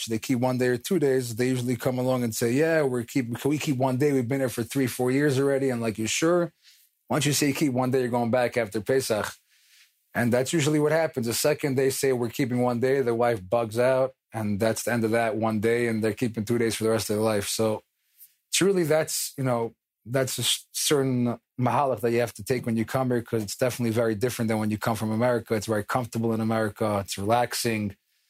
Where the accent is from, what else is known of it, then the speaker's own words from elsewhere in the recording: New York City, New York, United States; moved away as an adult; also born or lived in Israel; now in Jerusalem, Israel; I grew up in Far Rockaway, New York